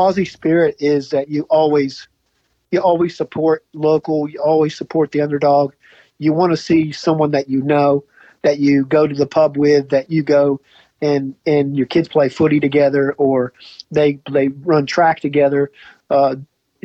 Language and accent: English; United States; moved away as an adult; now in Geelong, Australia; I always will be American